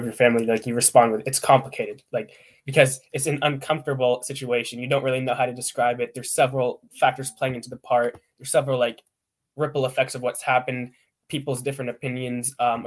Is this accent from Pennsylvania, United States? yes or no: yes; Pittsburgh, Pennsylvania, United States; I'm from Pittsburgh, Pennsylvania.